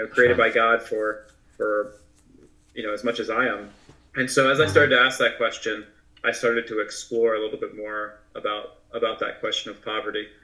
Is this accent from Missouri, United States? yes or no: no; Maryland, United States; moved away as an adult; also born or lived in Nicaragua; I grew up in Maryland